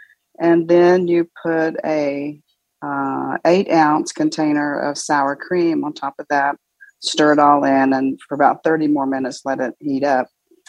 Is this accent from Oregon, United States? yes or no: no; Houston, Texas, United States; I'm from Houston.